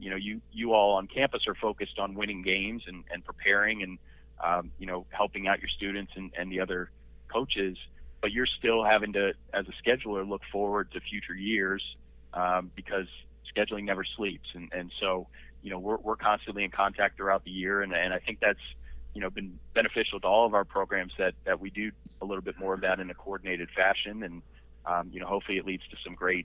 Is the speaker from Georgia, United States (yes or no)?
no; Philadelphia, Pennsylvania, United States; I grew up in the Northeast Philadelphia area